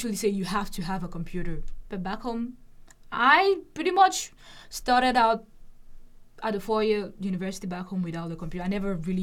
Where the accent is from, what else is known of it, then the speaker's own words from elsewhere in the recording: Cameroon; moved away as an adult; now in Lincoln, United States; I'm originally from Cameroon, and we speak French and English.